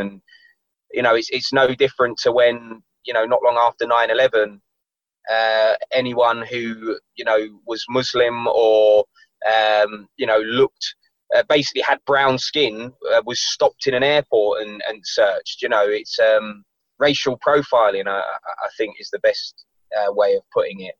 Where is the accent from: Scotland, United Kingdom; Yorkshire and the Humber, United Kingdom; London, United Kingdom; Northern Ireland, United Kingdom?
London, United Kingdom; when I was growing up in London.